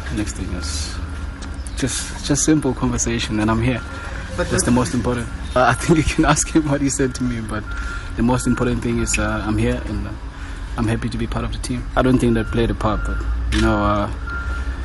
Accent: South Africa; moved away; I'm South African, and I love playing for my country.

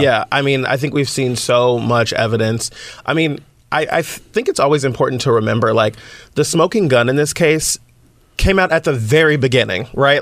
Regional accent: the Bay Area, California, United States; I'm from the Bay Area

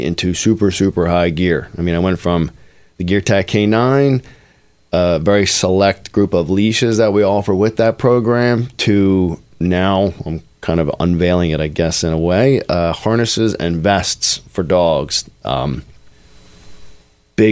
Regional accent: Norristown, Pennsylvania, United States; I was born in Norristown, PA

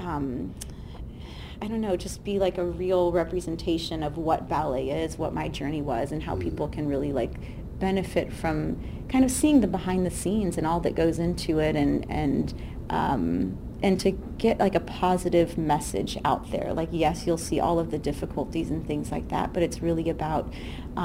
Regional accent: Southern California, United States; I'm from Southern California.

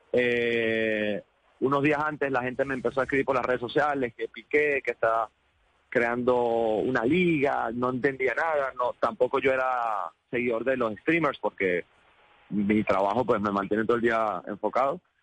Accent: Venezuela; como venezolanos tenemos que aprender de los colombianos

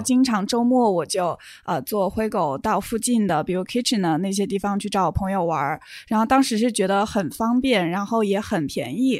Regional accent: Wuhan, Hubei, China; now in Canada; 从我的家乡武汉

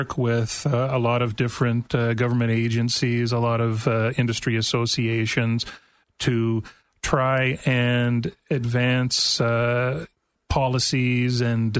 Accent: near Toronto, Ontario, Canada; accent: Canadian; moved away as an adult; also born or lived in Ottawa, Ontario / Washington, D.C. / Brussels; now in Oregon, United States; No, actually, I am from Canada. I grew up near Toronto, Ontario. I moved out to Oregon when I got married to live with my wife, and then I ended up going back to Ottawa, Ontario

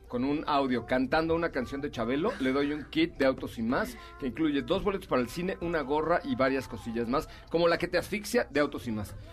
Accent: Mexico; Ese, yo soy puro mexicano.

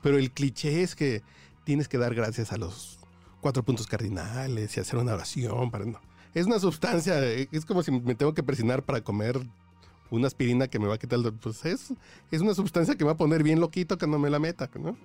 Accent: Mexico; yo como mexicano

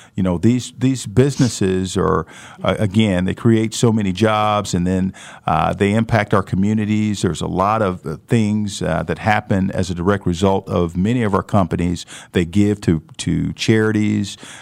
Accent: St. Louis, Missouri, United States; now in Wichita, United States; I grew up in St. Louis

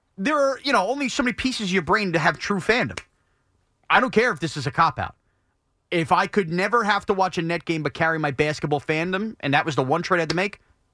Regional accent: Long Island, New York, United States; growing up on Long Island.

